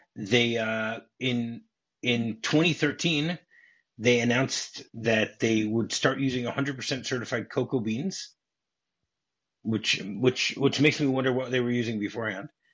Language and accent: English; New Jersey, United States; I grew up in New Jersey